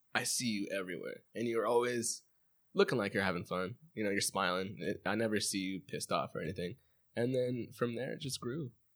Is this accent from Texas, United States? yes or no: no; Chino, California, United States; I grew up in Chino, borderline Pomona, borderline, like, Montclair.